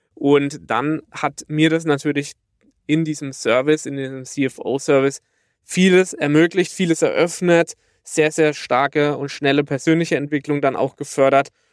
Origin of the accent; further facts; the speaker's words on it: near Karlsruhe, Baden-Württemberg, Germany; accent: Baden (badisch); komme aus der Nähe von Karlsruhe, wie man unschwer an meinem wunderbaren badischen Dialekt erkennen kann.